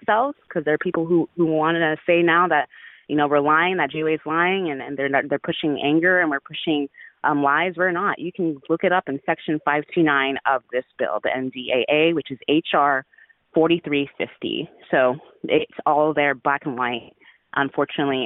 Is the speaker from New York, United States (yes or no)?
no; Dallas, Texas, United States; also born or lived in Houston, Texas; I'm a Texan. I'm from Houston, grew up in Dallas, native Texan here.